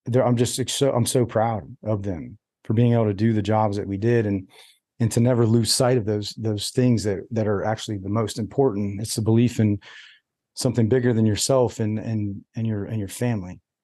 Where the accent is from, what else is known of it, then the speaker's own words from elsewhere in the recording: United States; I'm an American, like through and through